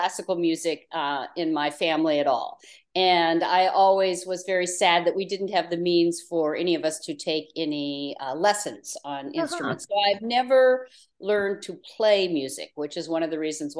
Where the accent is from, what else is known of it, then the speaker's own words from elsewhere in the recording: Portland, Oregon, United States; in Portland, Oregon, where I was raised